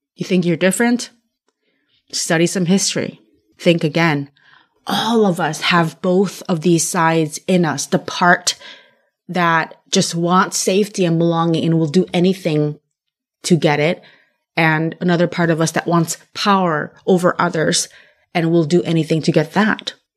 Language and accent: English; California, United States; I was raised in California